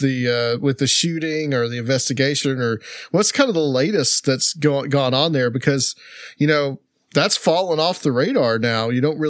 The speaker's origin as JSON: {"language": "English", "town": "Chattanooga", "region": "Tennessee", "country": "United States", "tie": "born or raised there", "said": "my hometown of Chattanooga, Tennessee"}